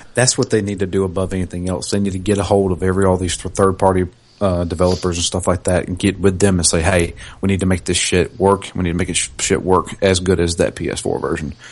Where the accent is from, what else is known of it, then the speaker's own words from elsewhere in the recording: the South, United States; I am from the South. I can't help where I'm from